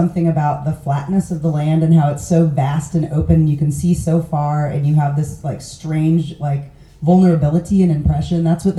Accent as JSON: {"language": "English", "town": "Kansas City", "region": "Missouri", "country": "United States", "said": "Kansas City, Missouri."}